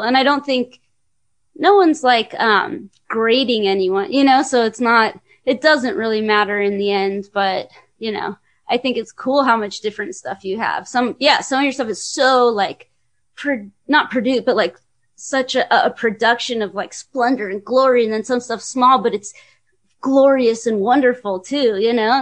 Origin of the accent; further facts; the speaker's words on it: California, United States; I'm from California